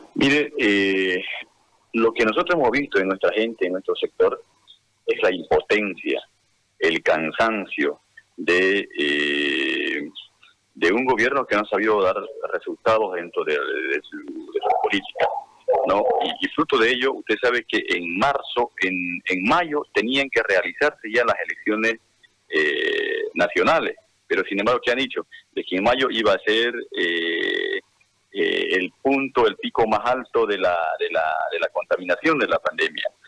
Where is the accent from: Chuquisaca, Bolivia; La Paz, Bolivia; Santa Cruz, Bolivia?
Santa Cruz, Bolivia; nosotros como cruceños, como bolivianos